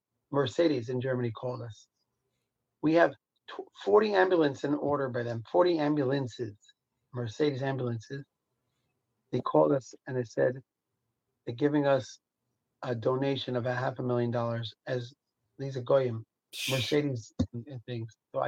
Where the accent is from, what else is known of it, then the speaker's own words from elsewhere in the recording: Israel; also born or lived in United States; I'm so proud to be a Jew. I'm so proud to be an Israeli, an American too. I'm very proud to be an American. I'm an American citizen. I'm very, very proud of it. Jew, Israeli, American